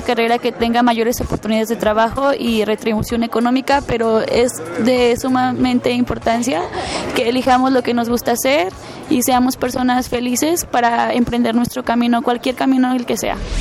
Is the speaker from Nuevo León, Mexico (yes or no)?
no; León, Guanajuato, Mexico; soy de León, estudio la carrera de Ingeniería Ambiental en la Universidad de Guanajuato